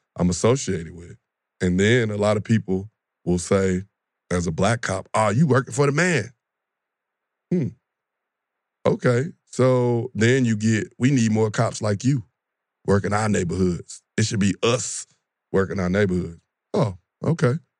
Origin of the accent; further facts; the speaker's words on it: St. Louis, Missouri, United States; now in Atlanta, United States; I'm born and raised in Saint Louis, west side of Saint Louis